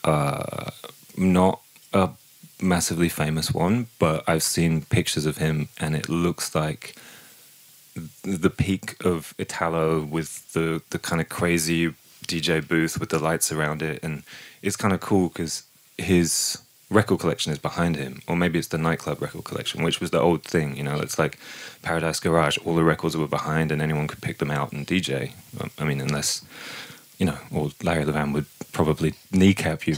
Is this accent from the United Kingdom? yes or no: yes; Peterborough, East of England, United Kingdom; moved away; I'm from Peterborough in the east of England, and it's a small town, and it wasn't a very fun place to grow up.